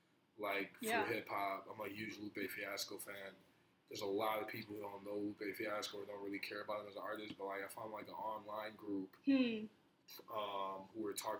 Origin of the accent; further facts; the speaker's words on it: New Jersey, United States; born there; I was born in New Jersey, so, like, I don't have my birth certificate, so I gotta go back over there to get it there